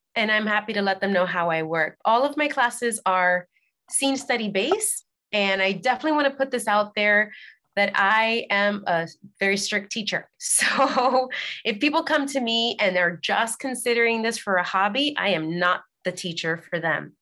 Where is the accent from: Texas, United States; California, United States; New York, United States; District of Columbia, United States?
New York, United States; New York City; moved away as an adult; now in Los Angeles, United States; I was born and raised in the Bronx